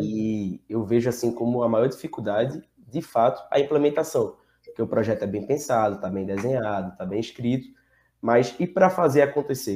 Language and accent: Portuguese; Recife, Pernambuco, Brazil; eu sou do, do Recife, tenho família no interior